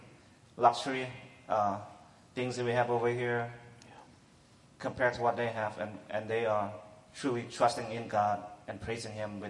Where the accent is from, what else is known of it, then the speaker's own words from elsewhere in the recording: United States; also born or lived in Thailand; I was born in Thailand. My family are immigrants there from Laos, so my parents live in fear of being arrested, fear of deportation. So I don't really have a lot of respect for authority growing up here in America